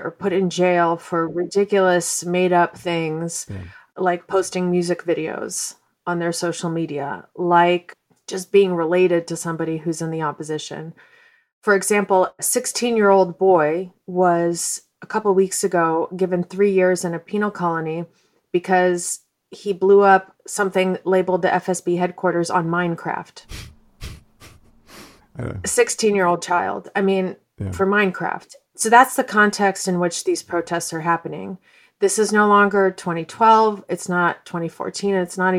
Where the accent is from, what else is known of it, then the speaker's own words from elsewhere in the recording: Moscow, Russia; moved away; And I was born in Soviet Moscow.